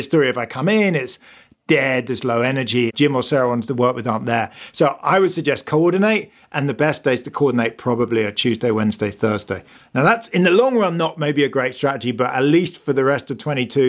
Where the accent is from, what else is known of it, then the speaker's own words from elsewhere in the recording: United Kingdom; as a Brit